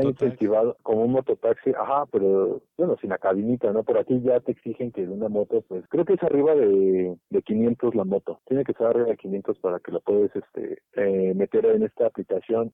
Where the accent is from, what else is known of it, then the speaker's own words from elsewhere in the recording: State of Mexico, Mexico; yo soy del Estado